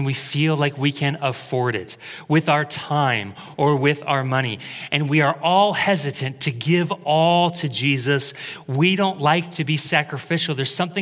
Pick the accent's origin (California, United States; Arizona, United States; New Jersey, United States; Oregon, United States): Oregon, United States; Creswell; I moved back to my hometown to work at Taco Bell.